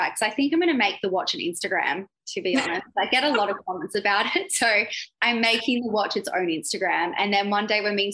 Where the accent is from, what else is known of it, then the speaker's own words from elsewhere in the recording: Australia; I'm from Australia.